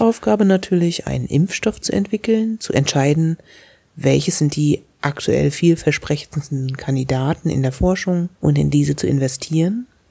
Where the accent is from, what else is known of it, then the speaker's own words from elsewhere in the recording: Germany; wir als Deutsche